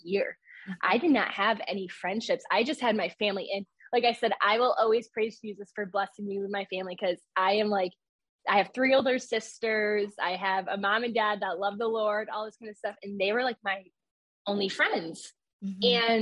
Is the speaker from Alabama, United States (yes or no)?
no; New York, United States; I'm from New York